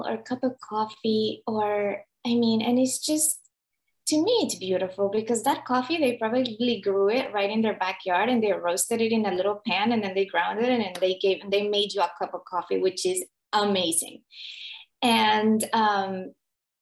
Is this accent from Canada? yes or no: no; Nicaragua; moved away; I'm from Nicaragua.